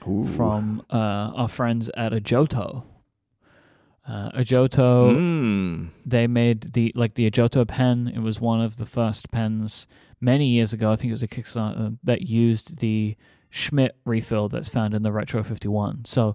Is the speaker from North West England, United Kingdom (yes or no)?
no; London, United Kingdom; Yeah, look, I'm a Londoner, all right?